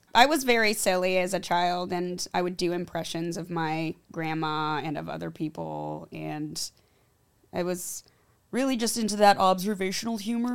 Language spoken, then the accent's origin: English; Los Angeles, California, United States; growing up in L